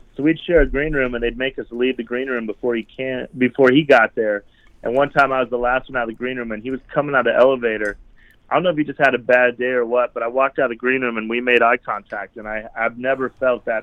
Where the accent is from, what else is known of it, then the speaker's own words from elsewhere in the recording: Cheyenne, Wyoming, United States; moved away as an adult; also born or lived in Las Vegas; growing up in Wyoming